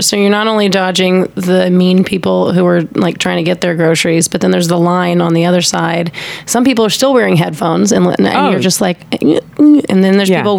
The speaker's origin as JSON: {"language": "English", "town": "Houston", "region": "Texas", "country": "United States", "also_born_or_lived": "Dallas, Texas", "moved": "yes", "said": "I was from Houston."}